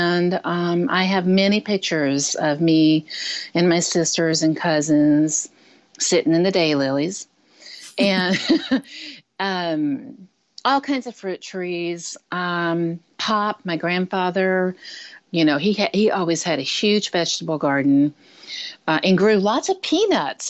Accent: south of Houston, South Texas, United States; also born or lived in Michigan; now in Santa Cruz, United States; I was born and raised in South Texas, south of Houston, right on the coast there, a little north of Galveston.

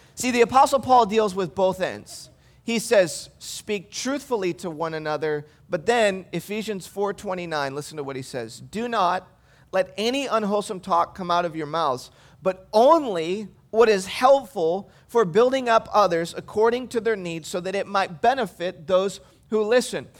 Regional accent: Michigan, United States; moved away; I grew up in Michigan

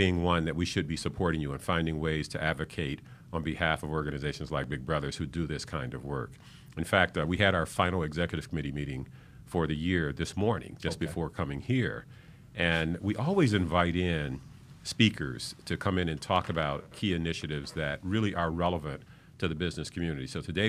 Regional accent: Flint, Michigan, United States; now in Miami, United States; I grew up in Flint, Michigan, and I grew up in an impoverished neighborhood where the options were pretty limited.

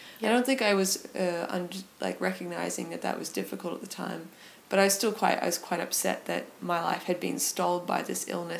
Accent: Perth, Western Australia, Australia; moved away; I'm from Perth, and so I left Perth about 2.5 years ago. And there were lots of reasons that I left. It was just a spontaneous move that worked out for me.

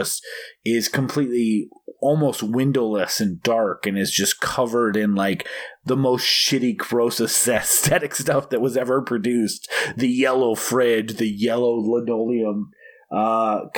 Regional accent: Oregon, United States; I was born in Oregon

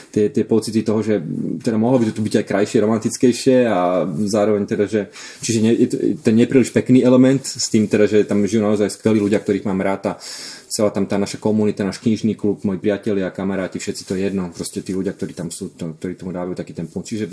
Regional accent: Kúty, Trnava Region, Slovakia; ja pochádzam z Kutov

